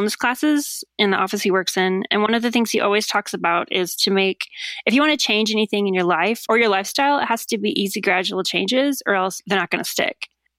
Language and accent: English; Idaho, United States; moved away; I grew up in Idaho